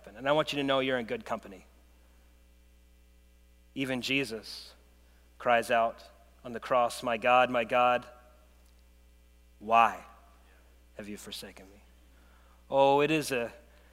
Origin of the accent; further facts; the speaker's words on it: United States; As an American